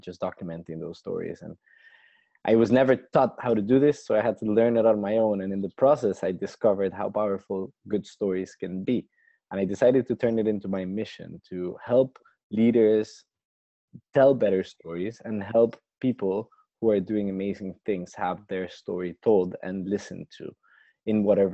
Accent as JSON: {"language": "English", "country": "Costa Rica", "moved": "yes", "lives_now": "London, United Kingdom", "said": "back in my home country of Costa Rica"}